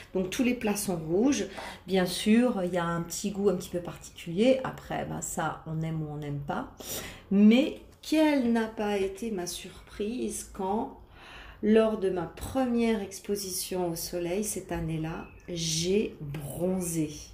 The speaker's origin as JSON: {"language": "French", "area": "Lorraine", "region": "Grand Est", "country": "France", "tie": "born or raised there", "also_born_or_lived": "south of France", "moved": "as an adult", "said": "bien que je sois à cent pour cent d'origine italienne, j'ai quand même, je suis née en Lorraine et j'ai vécu en Lorraine, euh, vingt-quatre ans"}